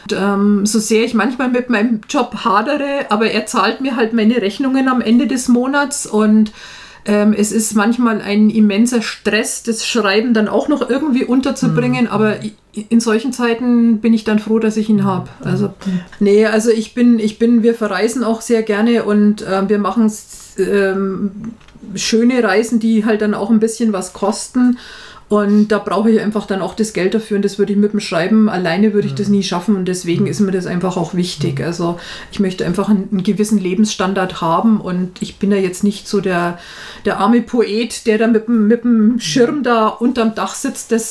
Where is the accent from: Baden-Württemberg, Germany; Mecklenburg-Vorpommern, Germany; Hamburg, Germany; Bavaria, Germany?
Bavaria, Germany; Nuremberg; Ich komme ja ursprünglich aus Nürnberg. Das hört man ja, glaube ich, auch